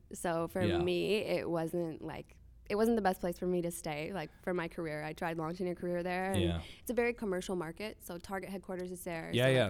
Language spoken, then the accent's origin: English; Minneapolis, Minnesota, United States; also born or lived in Nashville; No, I was actually born in Nashville, but I grew up in Minneapolis.